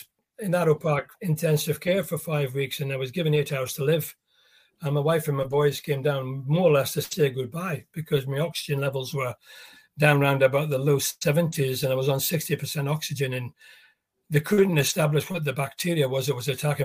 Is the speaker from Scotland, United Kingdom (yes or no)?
yes; Scotland, United Kingdom; also born or lived in South Africa; I'm British, I'm Scottish